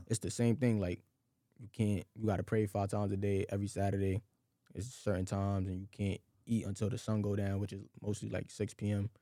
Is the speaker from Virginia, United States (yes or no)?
no; New York City, New York, United States; I grew up like in Crown Heights. You know, I was living with my grandma